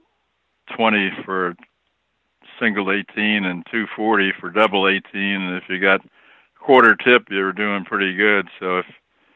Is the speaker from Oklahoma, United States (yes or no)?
no; Berkshire County, western Massachusetts, United States; now in Pinehurst, United States; I was raised up in the Berkshire County area in western Massachusetts